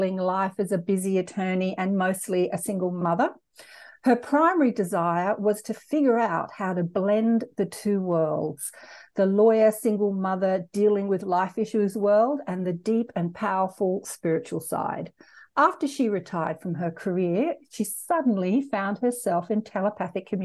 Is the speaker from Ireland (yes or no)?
no; Australia; accent: Australian; my cute Australian accent